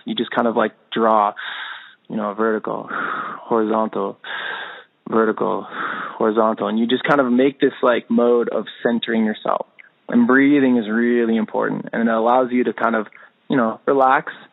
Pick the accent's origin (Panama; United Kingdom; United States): United States; I'm American through and through